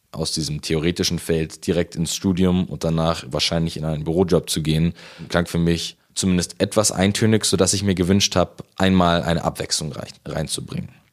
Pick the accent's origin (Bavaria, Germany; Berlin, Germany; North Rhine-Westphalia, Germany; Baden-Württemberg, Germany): Bavaria, Germany; Munich; also born or lived in Haidhausen, Munich; wohne ich aktuell in Heidhausen, aber ursprünglich komme ich aus der Au. Dort bin ich in der Gemeinde Maria Hilf schon lange aktiv.